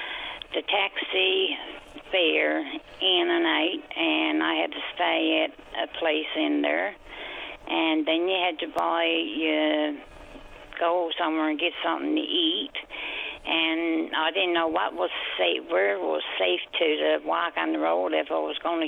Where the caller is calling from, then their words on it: Tampa, Florida, United States; I'm coming in from Tampa, Bjorn.